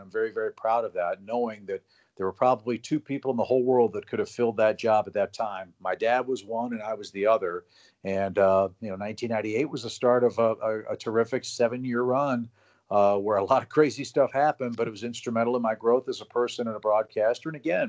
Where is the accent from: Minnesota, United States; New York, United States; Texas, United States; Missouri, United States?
Missouri, United States; St. Louis; moved away as an adult; also born or lived in Georgia; I grew up in St. Louis